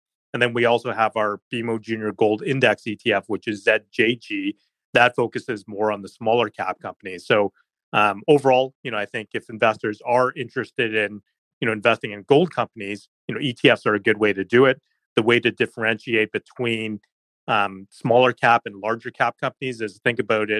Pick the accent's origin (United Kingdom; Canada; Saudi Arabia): Canada; as a Canadian investor